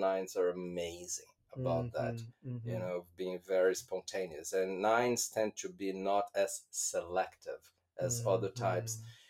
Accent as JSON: {"language": "English", "country": "Brazil", "moved": "as an adult", "lives_now": "London, United Kingdom", "said": "So as a Brazilian family, when we moved to London from Brazil"}